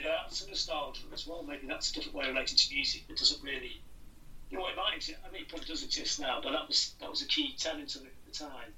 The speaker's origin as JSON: {"language": "English", "town": "Blackpool", "region": "North West England", "country": "United Kingdom", "tie": "born or raised there", "said": "I grew up in Blackpool"}